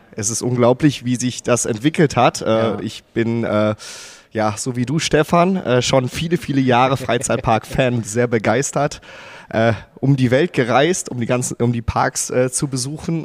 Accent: Gelsenkirchen, North Rhine-Westphalia, Germany; moved away as an adult; also born or lived in Wattenscheid; now in Baden-Württemberg, Germany; eigentlich bin ich äh, gebürtiger Gelsenkirchener und komme aus dem wunderschönen Ruhrgebiet

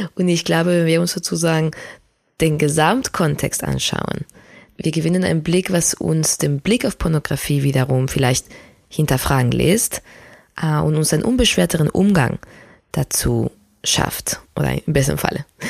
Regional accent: Spain; moved away; ich bin ja in Spanien aufgewachsen

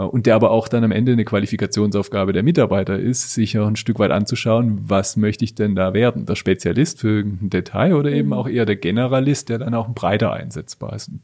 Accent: Germany; bei uns in Deutschland

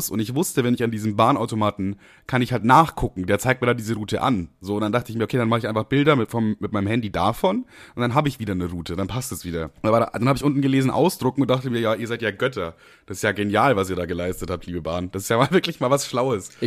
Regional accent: Amberg, Bavaria, Germany; Also ich bin nach Amberg gefahren, meine Heimat quasi.

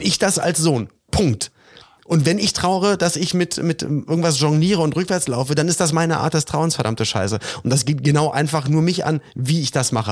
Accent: Germany; bei uns in Deutschland

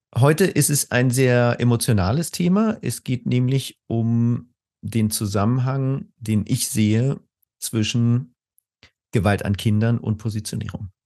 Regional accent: Spain; moved away as an adult; also born or lived in Germany; now in Berlin, Germany; ich bin in Spanien aufgewachsen und bin dann als äh, früher 20-Jähriger nach Deutschland gekommen

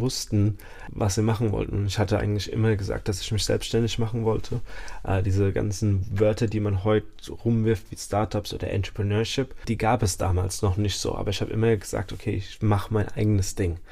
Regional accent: Mainz, Rhineland-Palatinate, Germany; also born or lived in Nackenheim / Dubai; ich bin in Mainz geboren, ich bin hier aufgewachsen, habe zwischendrin mal in Dubai gewohnt

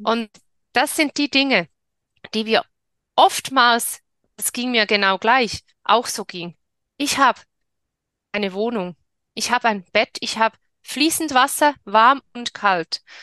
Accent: Switzerland; ich bin in der Schweiz geboren und lebe in der Schweiz

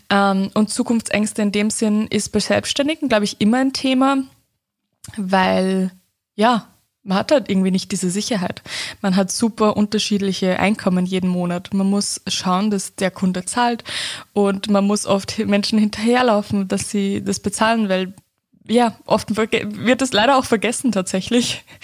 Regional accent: Upper Austria, Austria; ich komme ja aus Oberösterreich, da ist der Dialekt auch nochmal anderer als jetzt, wie ich jetzt rede.

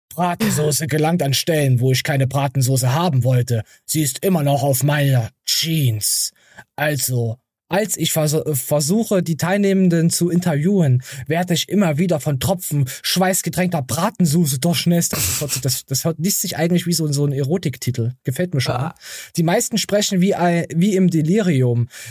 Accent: East Germany, Germany; bei uns im Osten

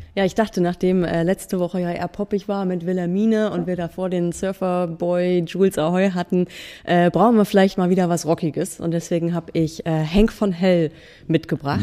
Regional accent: Buxtehude, Lower Saxony, Germany; in Buxtehude, in meiner Heimatstadt

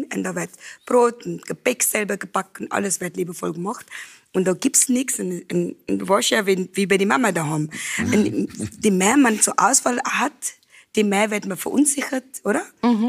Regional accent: Cape Town, Western Cape, South Africa; German is a second language; moved away as an adult; also born or lived in Johannesburg; now in Hall in Tirol, Austria; in Südafrika, wo ich aufgewachsen bin, wir haben äh, äh, Afrikaans und Englisch.

